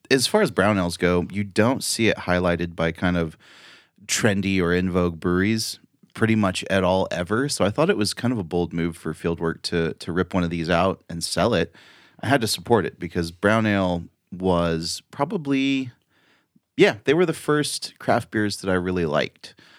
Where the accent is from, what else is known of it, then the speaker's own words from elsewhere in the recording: Chico, California, United States; I'm so from Chico